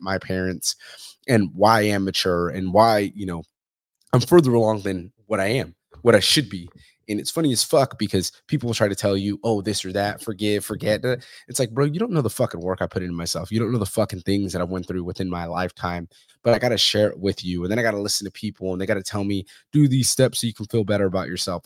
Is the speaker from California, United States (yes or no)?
yes; Fresno, California, United States; I'm from Central California, from Fresno